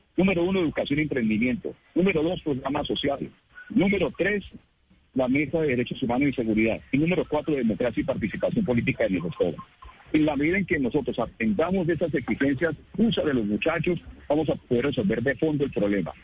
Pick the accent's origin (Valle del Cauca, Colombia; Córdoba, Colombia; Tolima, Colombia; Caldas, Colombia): Valle del Cauca, Colombia; Cali; todos los caleños